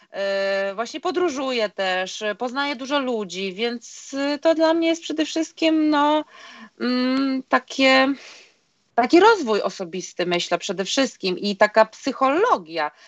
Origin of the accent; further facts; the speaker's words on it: Vilnius, Vilnius County, Lithuania; moved away; No, bo ja pochodzę z Litwy, z Wilna